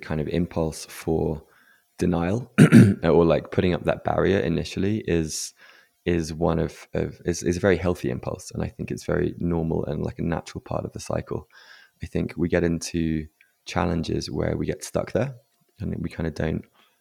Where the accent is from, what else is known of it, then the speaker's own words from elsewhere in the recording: England, United Kingdom; growing up in England as a man